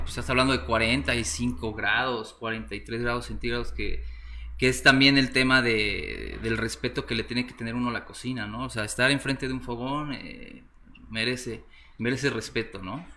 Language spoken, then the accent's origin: Spanish; Puebla, Mexico; also born or lived in Valencia, Spain / Mexico City; Soy mexicano, sí, soy de la ciudad de Puebla, Puebla